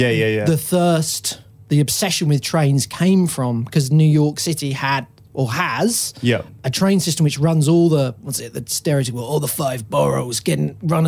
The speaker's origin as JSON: {"language": "English", "region": "London", "country": "United Kingdom", "said": "If I say to anyone that I'm from London, they're like, \"That ain't fucking London, bruv.\""}